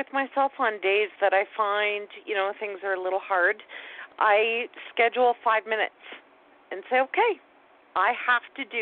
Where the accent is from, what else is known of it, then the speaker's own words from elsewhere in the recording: Canada; I'm Canadian